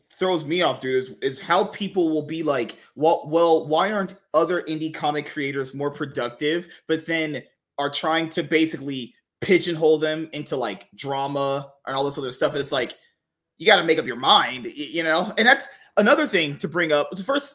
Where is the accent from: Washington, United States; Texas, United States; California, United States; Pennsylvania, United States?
California, United States; I'm from California too. San Francisco is trash.